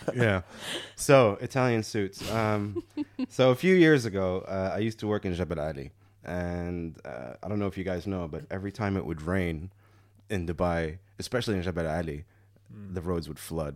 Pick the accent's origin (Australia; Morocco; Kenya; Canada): Morocco; I'm from Morocco